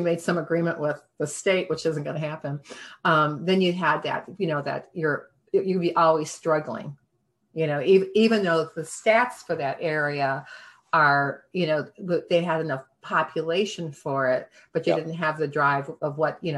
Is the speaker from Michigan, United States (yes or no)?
yes; Michigan, United States; moved away; also born or lived in Cape Cod; I'm from Michigan